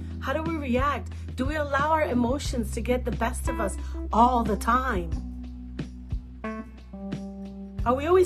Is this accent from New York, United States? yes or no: yes; New York City, New York, United States; I'm a New Yorker